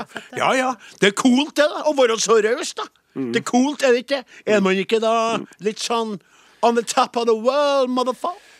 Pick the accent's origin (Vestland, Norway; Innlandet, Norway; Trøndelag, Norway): Trøndelag, Norway; jeg er jo fra Nord-Trøndelag